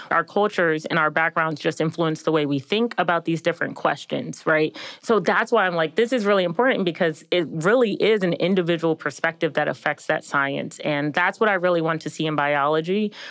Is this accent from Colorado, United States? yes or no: no; Maryland, United States; I am from Maryland.